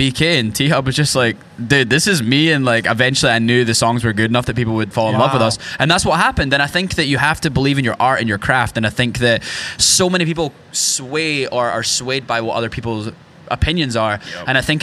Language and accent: English; rural Scotland, United Kingdom; now in Nashville, United States; I grew up in rural Scotland